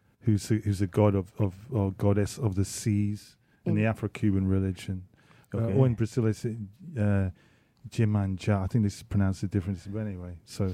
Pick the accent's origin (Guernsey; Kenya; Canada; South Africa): Guernsey; also born or lived in United States; now in London, United Kingdom; I was born and grew up in Guernsey in the Channel Islands. Been in London since for a long time, since the 80s, and that's it. Lived in the States for 3 years